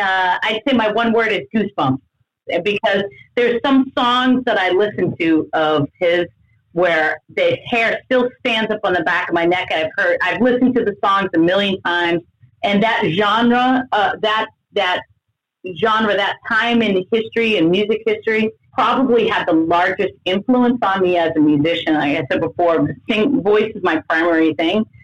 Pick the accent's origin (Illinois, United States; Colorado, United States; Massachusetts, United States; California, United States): Massachusetts, United States; Boston; moved away as an adult; now in Los Angeles, United States; I've never lived anywhere outside of Massachusetts until I moved